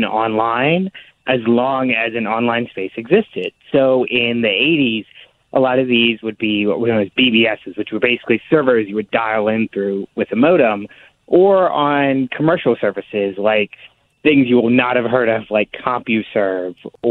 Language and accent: English; Alabama, United States; I grew up in the Deep South in Alabama